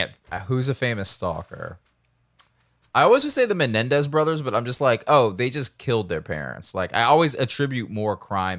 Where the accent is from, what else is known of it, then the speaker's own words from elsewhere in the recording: Georgia, United States; I grew up in a pretty, like, very southern place